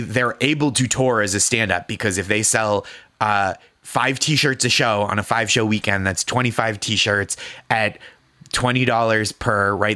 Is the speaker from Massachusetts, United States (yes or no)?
yes; Boston, Massachusetts, United States; now in New York, United States; I am from Boston